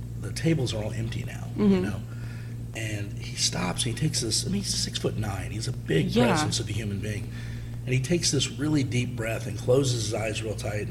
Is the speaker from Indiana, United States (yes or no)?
yes; Indianapolis, Indiana, United States; I grew up in Indianapolis